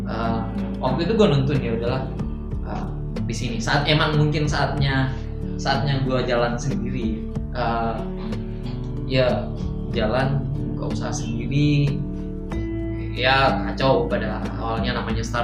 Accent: Makassar, South Sulawesi, Indonesia; also born or lived in Jakarta; gue besar di Makassar lalu tau kondisi di Makassar jenuhnya gue di Jakarta

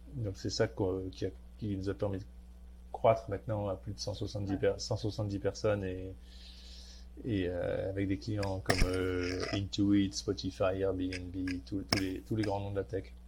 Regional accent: Marseille, Provence-Alpes-Côte d'Azur, France; moved away as an adult; also born or lived in Paris / Silicon Valley; j'ai un nom du Nord, mais j'ai grandi à Marseille.

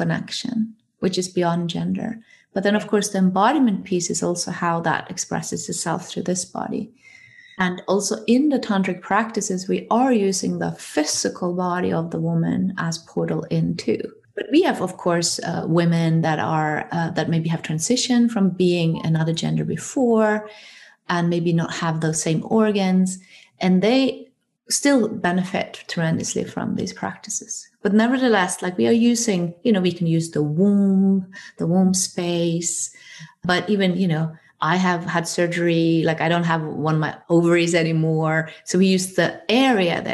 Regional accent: Norway; I come from Norway

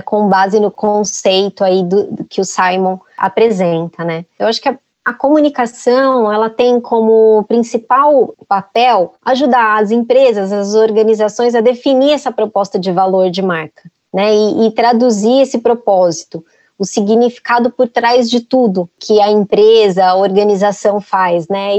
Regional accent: Brazil

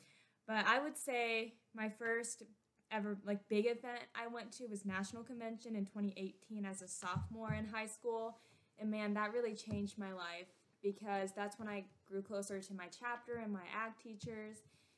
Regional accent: Japan; now in United States; I was born and raised in Japan, so I was new to a lot of things.

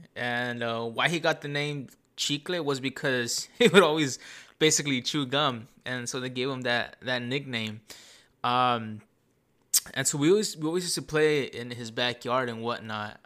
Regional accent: Santa Ana, California, United States; I grew up here in Tanana. But when I was born, I first lived for the first ten years of my life on the north side of Santa Ana

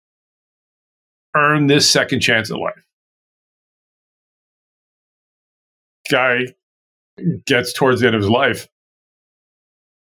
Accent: Baltimore, Maryland, United States; I grew up in Baltimore, Maryland, East Coast

